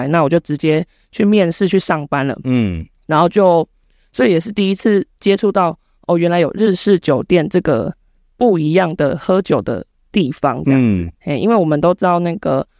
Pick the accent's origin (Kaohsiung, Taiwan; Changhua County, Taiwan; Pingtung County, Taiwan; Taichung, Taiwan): Kaohsiung, Taiwan; 那我本身就是高雄出生，高雄长大。